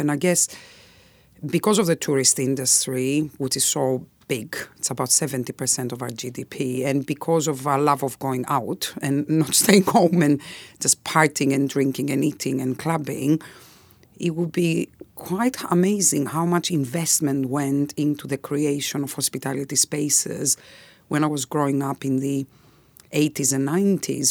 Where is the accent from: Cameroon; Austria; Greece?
Greece; now in United Kingdom; if I wasn't Greek